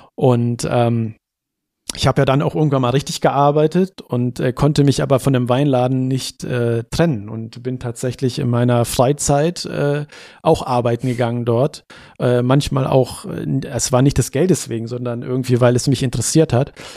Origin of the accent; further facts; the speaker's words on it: Hanover, Lower Saxony, Germany; ich bin Hannoveraner